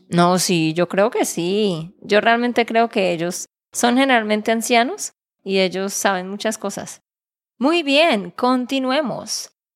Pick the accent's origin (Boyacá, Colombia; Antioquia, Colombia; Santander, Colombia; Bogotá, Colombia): Santander, Colombia; de Santander, Colombia